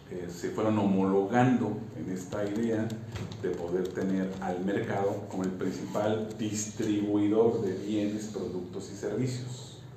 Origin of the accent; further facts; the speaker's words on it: Mexico; Brasil y México somos campeones de la desigualdad.